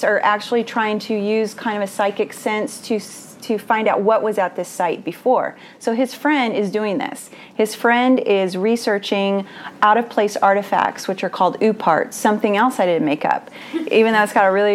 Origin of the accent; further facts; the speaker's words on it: Houston, Texas, United States; I'm from Houston, Texas